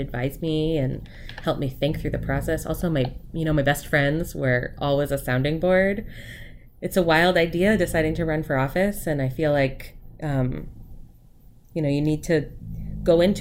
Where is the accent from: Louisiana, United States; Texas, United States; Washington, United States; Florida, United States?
Washington, United States; Port Orchard; also born or lived in Bremerton, Washington / Massachusetts; I grew up here